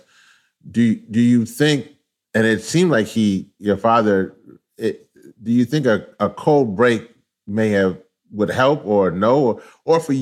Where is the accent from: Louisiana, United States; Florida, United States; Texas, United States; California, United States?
Louisiana, United States; I was born in Louisiana. But both my parents are actually from Trinidad.